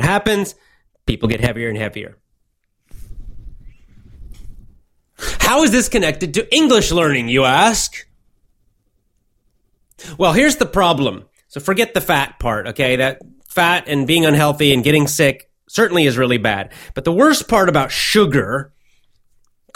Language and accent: English; United States; now in Japan; I'm an American